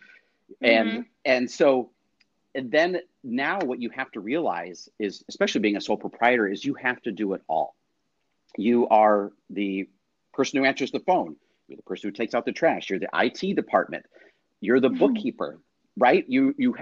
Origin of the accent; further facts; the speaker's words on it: Poway, California, United States; Poway, Rancho Bernardo, which is great because it was my hometown